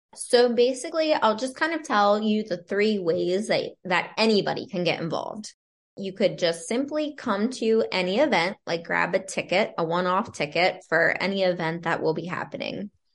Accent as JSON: {"language": "English", "area": "Lancaster County", "region": "Pennsylvania", "country": "United States", "tie": "born or raised there", "moved": "as an adult", "lives_now": "Towson, United States", "said": "I grew up in Lancaster County, Pennsylvania, in a small town, moved to Maryland right after graduating from college"}